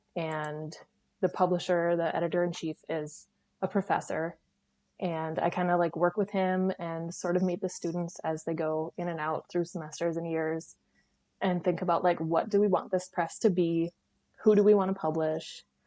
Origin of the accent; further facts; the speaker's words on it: 30 minutes north of Green Bay, Northeast Wisconsin, United States; I grew up like 30 minutes north of Green Bay, and now like my family lives